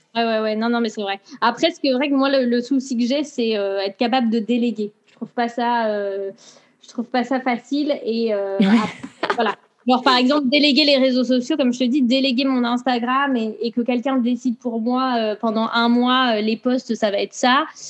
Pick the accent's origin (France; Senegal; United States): France; Brittany; moved away as an adult; also born or lived in Montreal, Canada; now in England, United Kingdom; je suis une bretonne